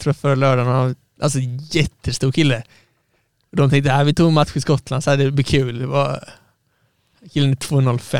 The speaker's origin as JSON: {"language": "Swedish", "town": "Halmstad", "region": "Halland County", "country": "Sweden", "tie": "born or raised there", "said": "jag är uppvuxen i Halmstad"}